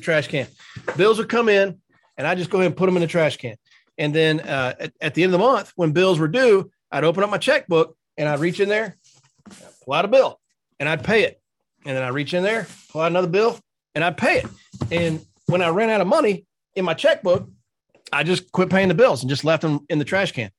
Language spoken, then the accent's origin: English; North Carolina, United States; moved away as an adult; now in Dallas, United States; When I was in living in North Carolina, first year of marriage, I wasn't in the insurance business yet